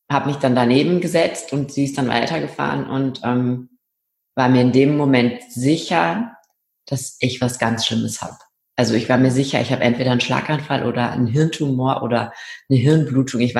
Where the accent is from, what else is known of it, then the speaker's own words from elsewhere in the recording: Rhineland, Germany; now in Austria; Ich komme ursprünglich aus dem Rheinland und bin aber der Liebe wegen nach Österreich gezogen.